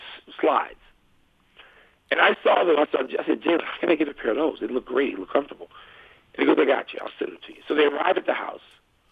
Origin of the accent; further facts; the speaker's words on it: Chicago, Illinois, United States; growing up in Chicago, Illinois